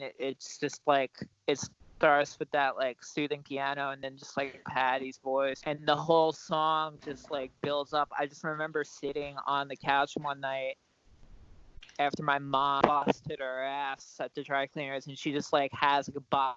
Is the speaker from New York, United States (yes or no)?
yes; New York City, New York, United States; I was born in Queens, and then I spent a lot of my childhood there